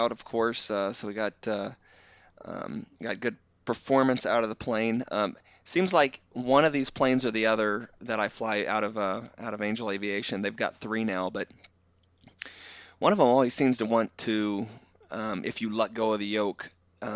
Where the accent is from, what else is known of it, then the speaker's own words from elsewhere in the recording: St. Joseph, Missouri, United States; now in Arizona, United States; I grew up in St. Joseph, Missouri, which is about 60 miles north of Kansas City